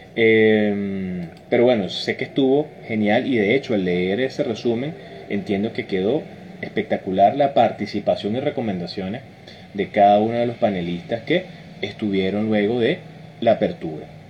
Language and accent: Spanish; Venezuela; somos venezolanos